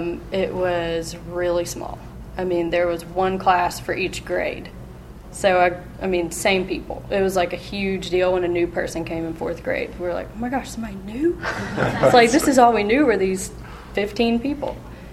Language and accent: English; Memphis, Tennessee, United States; also born or lived in Germantown, United States; I grew up here in Memphis and Germantown in a Christian home.